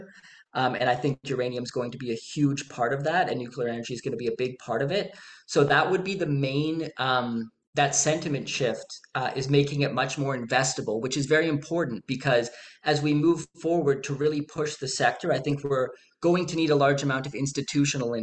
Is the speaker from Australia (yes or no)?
no; Canada; I'm Canadian